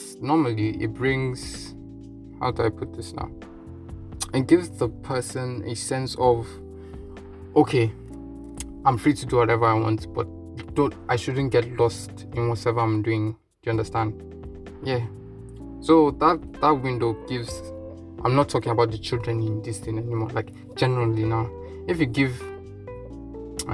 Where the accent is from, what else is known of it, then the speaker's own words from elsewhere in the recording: Nigeria; The Nigerian in me says no, because the African in me says no